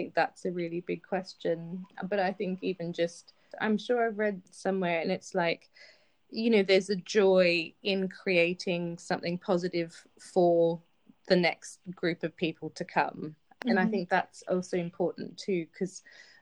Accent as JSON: {"language": "English", "country": "Australia", "tie": "born or raised there", "moved": "yes", "lives_now": "London, United Kingdom", "said": "growing up in Australia"}